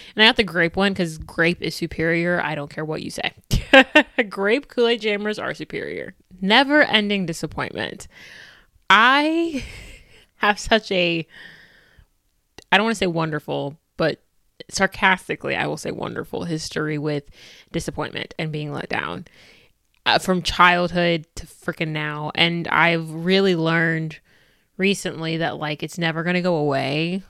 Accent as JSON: {"language": "English", "country": "United States", "said": "I'm black, I'm American, I'm Christian"}